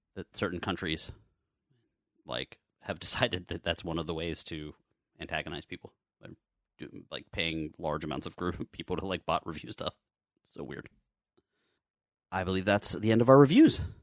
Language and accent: English; Canada; I'm Canadian